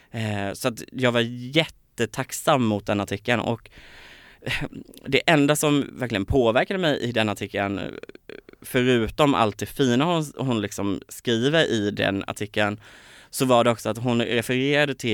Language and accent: Swedish; Kalmar, Kalmar County, Sweden; Så var det dels Kalmar, jag kommer från Kalmar, det är ingen kalmarit som har blivit uppmärksammad i Melodifestivalen